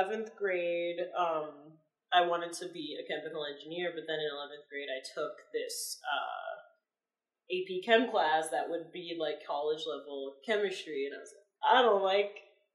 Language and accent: English; Philadelphia, Pennsylvania, United States; also born or lived in Cheltenham, Pennsylvania; 9 years in Philadelphia in a teeny neighborhood called Mount Airy, and then 9 years in Cheltenham